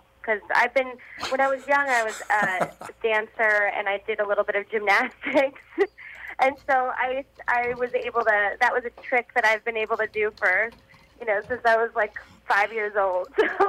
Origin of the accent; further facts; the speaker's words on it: Staten Island, New York, United States; now in Los Angeles, United States; I grew up in New York. I grew up in Staten Island, New York, and I live in Los Angeles now